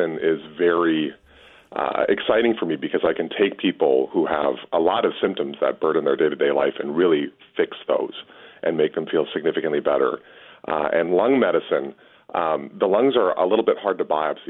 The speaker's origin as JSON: {"language": "English", "town": "Edina", "region": "Minnesota", "country": "United States", "tie": "born or raised there", "also_born_or_lived": "Los Angeles", "said": "I'm originally from Edina and was a graduate from high school out there."}